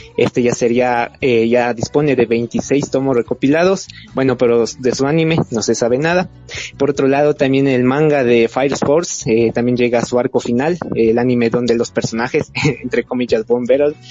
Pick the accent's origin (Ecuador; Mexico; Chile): Ecuador; soy de Ecuador